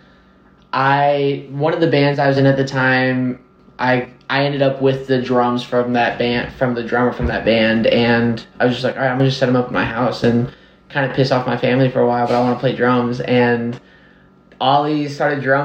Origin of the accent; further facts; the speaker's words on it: Nashville, Tennessee, United States; I was born and raised here. The first house we lived on was on Abbott Martin, kind of in Green Hills area